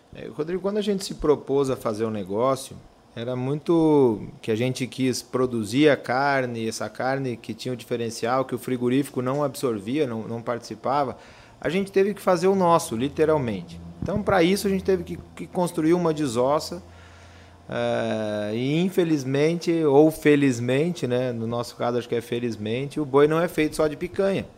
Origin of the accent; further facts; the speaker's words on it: Campo Grande, Mato Grosso do Sul, Brazil; also born or lived in Porto Alegre; now in Campo Grande, Brazil; Nasci aqui em Campo Grande